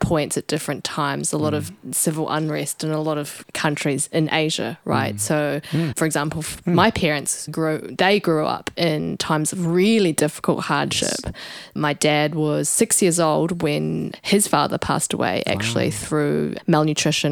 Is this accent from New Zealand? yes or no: yes; New Zealand; growing up in New Zealand, when you look like this